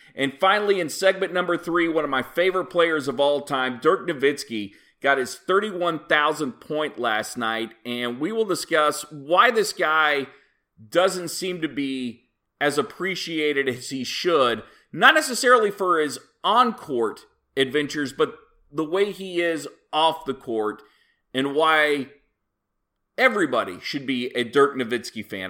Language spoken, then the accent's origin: English; Oklahoma, United States; I am a proud native of the state of Oklahoma